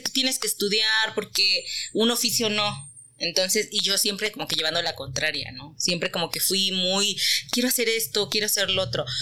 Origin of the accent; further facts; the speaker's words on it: Teziutlán, Puebla, Mexico; soy teciuteca, orgullosamente poblana de la Perla de la Sierra